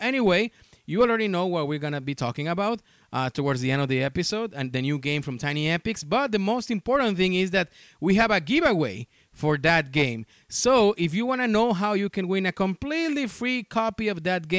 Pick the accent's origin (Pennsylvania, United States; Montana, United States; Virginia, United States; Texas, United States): Texas, United States; also born or lived in Mexico; now in Indianapolis, United States; I'm originally from Mexico. Of course, you can tell by the accent, but I grew up in Texas, in South Texas. So I'm used to those temperatures.